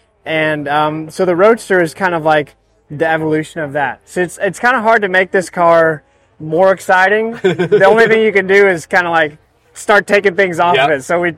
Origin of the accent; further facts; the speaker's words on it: Texas, United States; And we're from Texas, and we love that. And we want to really play that up.